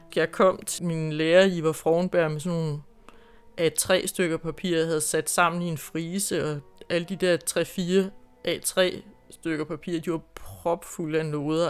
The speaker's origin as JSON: {"language": "Danish", "town": "Grenå", "region": "Central Denmark Region", "country": "Denmark", "tie": "born or raised there", "also_born_or_lived": "Holstebro", "moved": "as an adult", "said": "Jeg boede ude på landet uden for Grenå, hvor jeg kommer fra"}